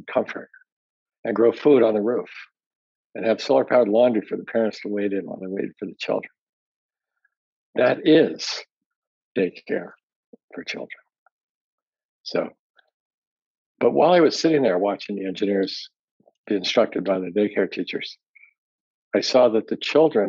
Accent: Hong Kong; also born or lived in Tokyo, Japan / Washington State, United States; I was born in Tokyo. And I grew up mostly in Hong Kong and in the Puget Sound, Washington State.

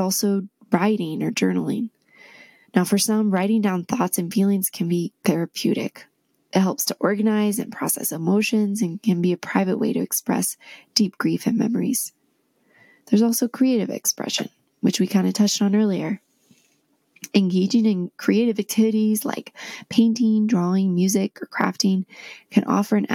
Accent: D.C., District of Columbia, United States; now in Utah, United States; I grew up near Washington, D.C.

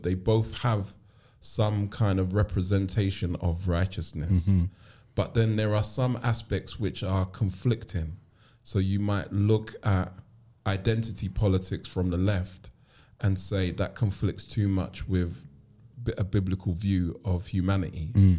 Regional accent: London, United Kingdom; And so my earliest memories are growing up in Clapham before gentrification and Brixton. I grew up with my grandmother, who was already retired when she took care of me or took me into her care.

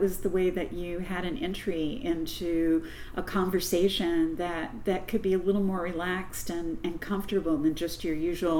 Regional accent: Louisville, Kentucky, United States; also born or lived in Corbin, Kentucky / London, Kentucky; I was born in Corbin, Kentucky, and my whole immediate family was from Corbin, and we moved to Louisville when I was a little girl

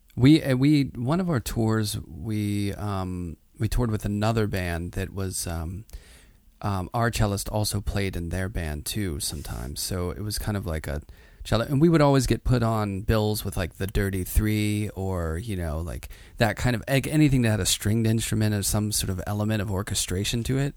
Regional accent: Pittsburgh, Pennsylvania, United States; now in New York, United States; I grew up in Pittsburgh, blue collar working class, but in the city

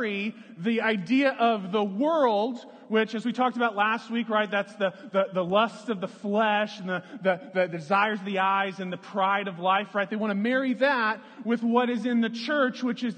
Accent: Lawrence, Kansas, United States; moved away as an adult; also born or lived in Florida; When I was growing up, I grew up in Lawrence, Kansas

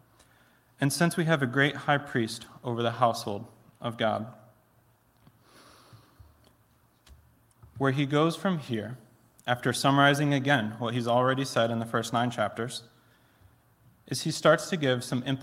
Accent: Plainwell, Michigan, United States; also born or lived in Philadelphia; I grew up in Plainwell, about 10 minutes down the road

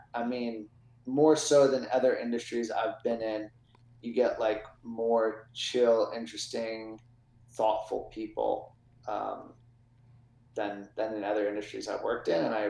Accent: Upper St. Clair, Pennsylvania, United States; I grew up in the South Hills. And then... South Hills? Upper St. Clair.

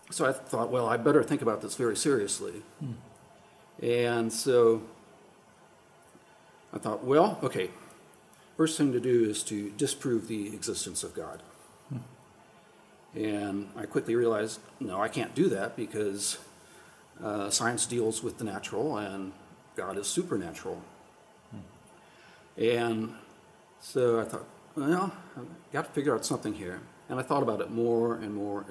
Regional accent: Ohio, United States; moved away as an adult; also born or lived in South Africa; I'm from Ohio originally

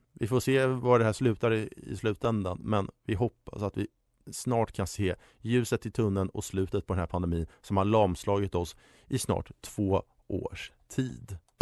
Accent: Stockholm, Stockholm County, Sweden; also born or lived in Uppsala; Hammarby Sjöstad i sin helhet, där jag är ifrån

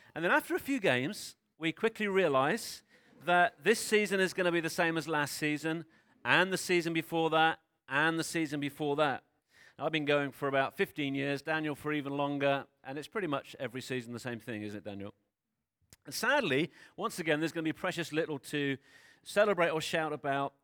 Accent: United Kingdom; I know that we're British. I know that most of us grew up in the U K

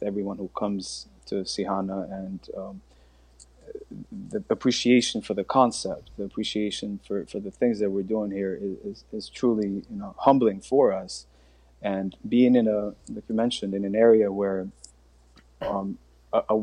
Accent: Linden, New Jersey, United States; also born or lived in Albania; I was raised right outside of Newark in Linden, New Jersey, not too far from here. I went to middle school and high school there.

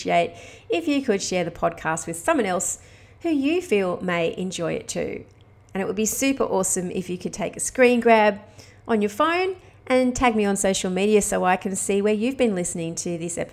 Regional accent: Australia; moved away as an adult; I've been living overseas as an Aussie expat

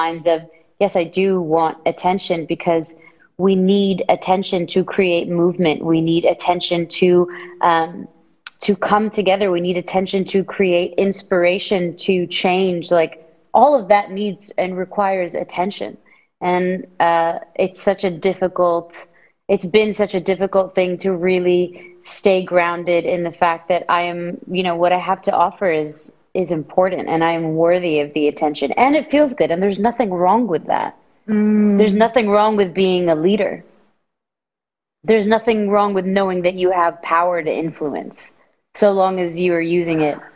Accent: Saudi Arabia; moved away as an adult; now in Los Angeles, United States; I'm from Saudi Arabia. I was born and raised there. I moved to LA coming up 7 years ago

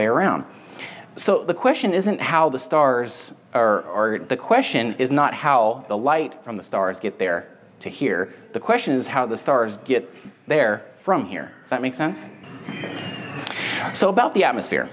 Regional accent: San Andreas Fault, California, United States; I lived where I grew up on the San Andreas Fault.

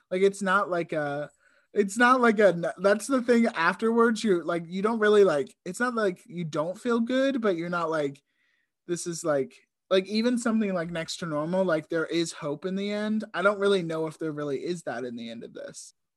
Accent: Richmond, United States; a theater company in where we grew up in Richmond

